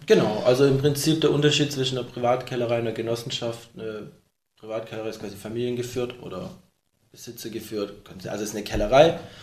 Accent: Baden-Württemberg, Germany; wir sind alle aus Württemberg hier

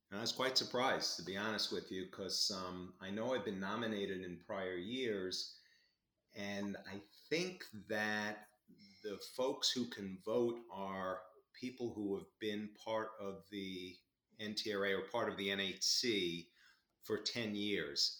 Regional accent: Long Island, New York, United States; also born or lived in Albany, New York; I grew up on Long Island in New York

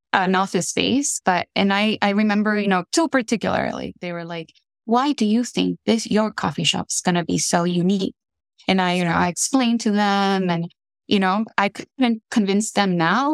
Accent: Tegucigalpa, Francisco Morazán, Honduras; moved away as an adult; also born or lived in Pittsburgh, United States; now in Minnesota, United States; born and raised in Honduras

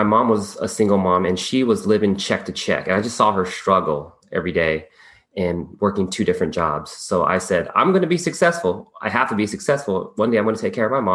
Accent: Bay Area, California, United States; I was from the Bay Area

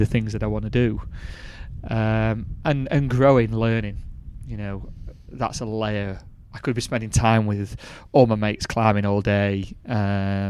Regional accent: Rotherham, Yorkshire and the Humber, United Kingdom; now in Peak District, United Kingdom; I grew up in Rotherham. I wasn't born in the Peak District

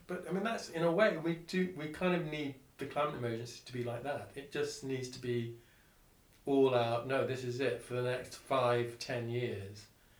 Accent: Singapore; I grew up in Singapore, and so I grew up in a regime in Singapore where you were constantly aware of the fact that the island didn't have enough water

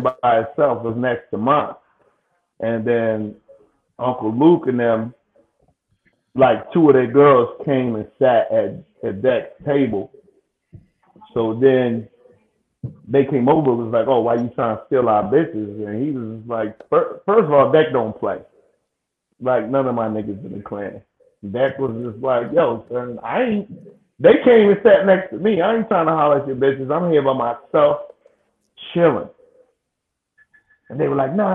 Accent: Jamaica; I'm Jamaican

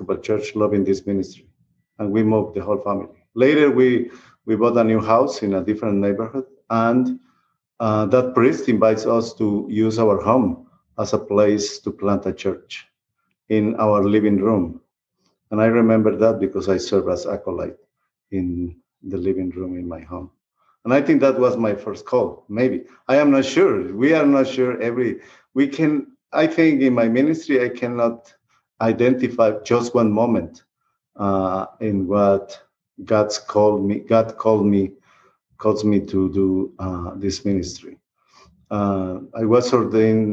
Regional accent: Guatemala; also born or lived in Costa Rica; now in Texas, United States; I grew up in Guatemala. I am Guatemalan, and I am a Costa Rican too, because I live in Costa Rica for 14 years before moving to Texas.

